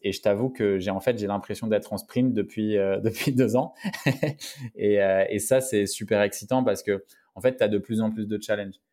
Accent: Paris, Île-de-France, France; je suis né à Paris, à la gare du Nord, donc à la Riboisière. Donc j'ai grandi entre Barbès et Pigalle, donc Paris Nord

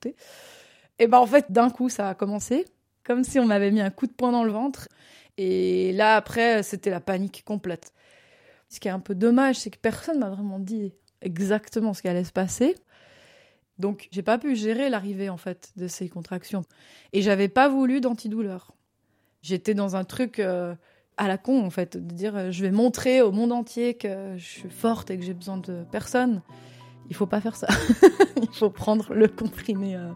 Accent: Morges, Vaud, Switzerland; je suis née à Morges euh, il y a 32 ans et euh, je suis euh, comédienne et musicienne basée dans la région vaudoise mais je travaille pas mal en France aussi.

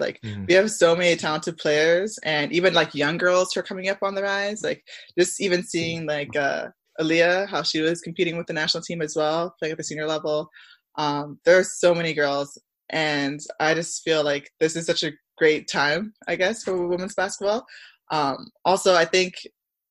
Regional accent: Barrie, Ontario, Canada; born or raised there; also born or lived in Scarborough, Ontario / Milton, Ontario

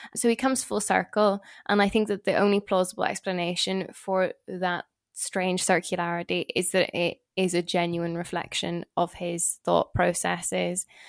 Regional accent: Northern Ireland, United Kingdom; being Northern Irish

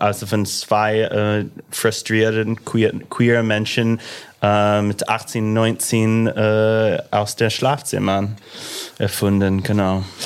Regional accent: Illinois, United States; accent: American; German is a second language; moved away as an adult; now in Berlin, Germany; mit meinem amerikanischen Akzent

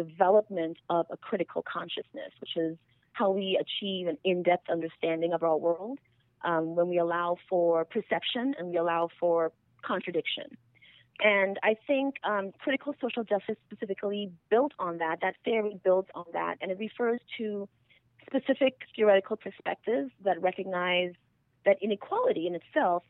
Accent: Trinidad & Tobago; first language English; moved away as an adult; now in United States; I'm actually originally from Trinidad and Tobago. I'm from a multiracial family in Trinidad and Tobago

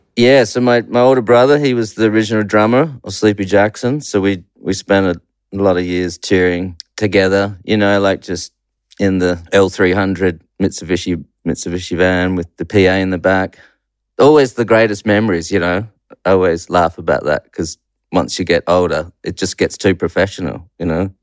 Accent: Perth, Western Australia, Australia; also born or lived in New Zealand; I mainly grew up in Perth.

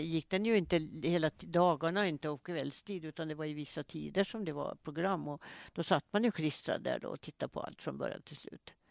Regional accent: Åland Islands; also born or lived in Mariehamn; Statabyggnaden på Kastrineholms kungsgård där jag är född

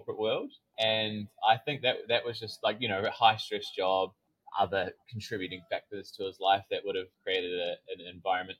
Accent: New Zealand; I grew up in New Zealand

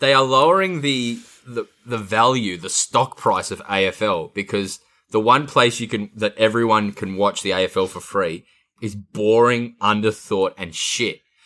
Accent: Adelaide, South Australia, Australia; when I grew up in Adelaide

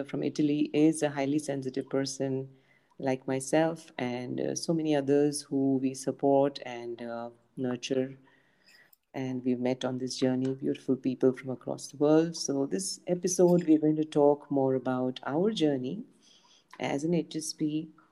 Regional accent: Pune, Maharashtra, India; I'm from India, Pune

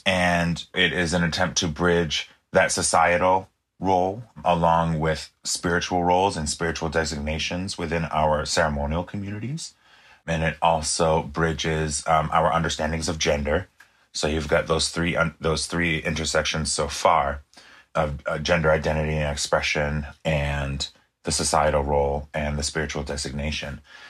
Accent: United States; first language pas; English is a second language; especially Passamaquoddy, you know, my native language, we only have one pronoun

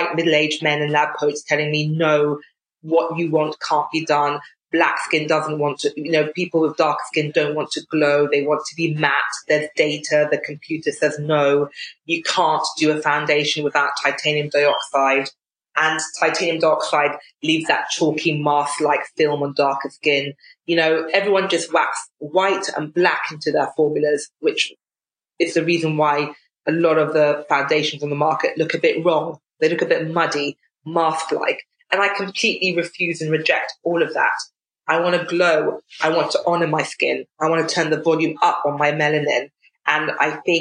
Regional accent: United Kingdom; as British people

